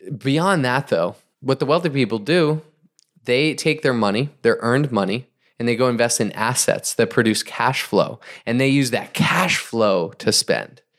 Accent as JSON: {"language": "English", "region": "New England", "country": "United States", "tie": "born or raised there", "said": "I grew up in New England"}